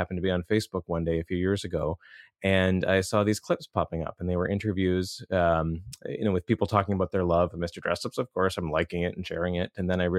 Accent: Rothesay, New Brunswick, Canada; Yeah, I grew up in just outside of St. John, New Brunswick, a town called Rosse.

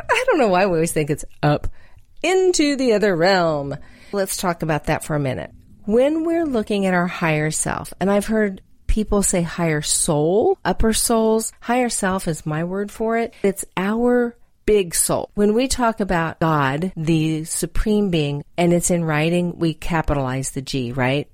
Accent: Texas, United States; I'm from Texas

